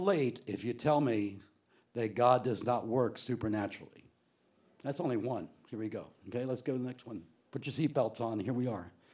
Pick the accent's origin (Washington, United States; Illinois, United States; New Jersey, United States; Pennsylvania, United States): New Jersey, United States; also born or lived in Florida; we were raised in South Jersey